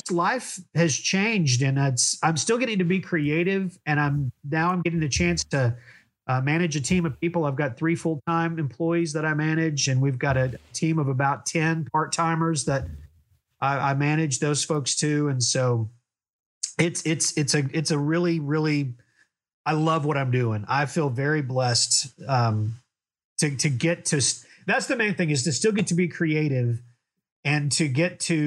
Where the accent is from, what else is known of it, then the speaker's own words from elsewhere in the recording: Oklahoma, United States; now in Conway, United States; I grew up in Oklahoma